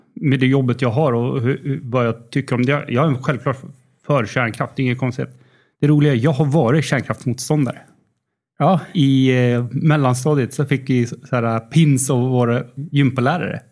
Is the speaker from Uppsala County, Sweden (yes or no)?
yes; Uppsala, Uppsala County, Sweden; moved away as an adult; also born or lived in Linköping / Netherlands; jag kommer från Uppsala